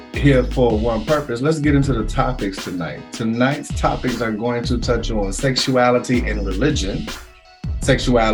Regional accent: Concord, North Carolina, United States; someone from my hometown that I came up with, Miss Xavier Still McCray

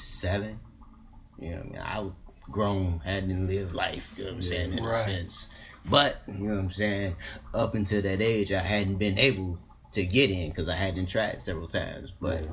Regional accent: Hopkins Park, Illinois, United States; also born or lived in Chicago, Illinois; I'm from Hopkins

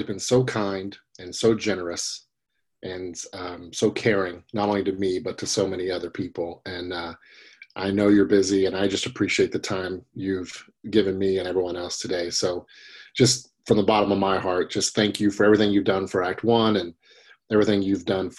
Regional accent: Tennessee, United States; I'm a Tennessee boy

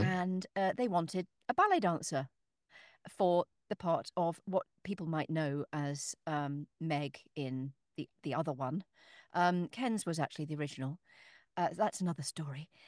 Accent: Northamptonshire, East Midlands, United Kingdom; moved away; I was born in Northamptonshire

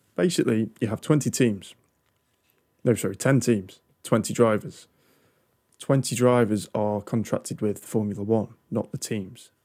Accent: United Kingdom; I'm British

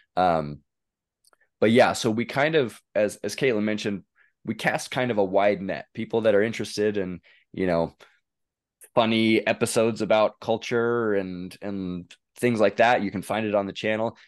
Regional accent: northeastern Oregon, United States; I grew up in Oregon, northeastern Oregon, in a little small town

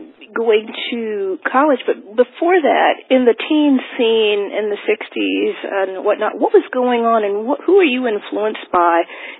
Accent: New Jersey, United States; I'm from New Jersey, so I'm kind of used to it.

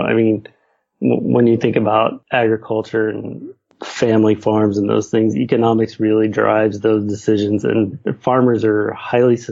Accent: West Texas, United States; moved away; I grew up in West Texas in the middle of huge cotton fields

